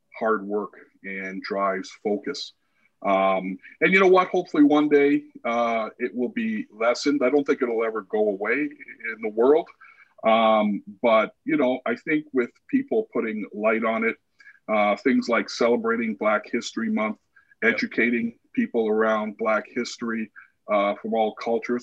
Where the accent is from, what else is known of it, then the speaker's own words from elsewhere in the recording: Canada; Growing up in Canada